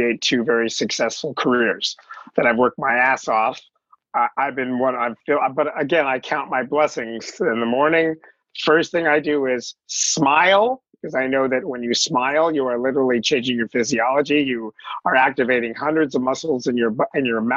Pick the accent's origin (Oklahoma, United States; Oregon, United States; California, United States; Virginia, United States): California, United States; Los Angeles; I grew up in the San Fernando Valley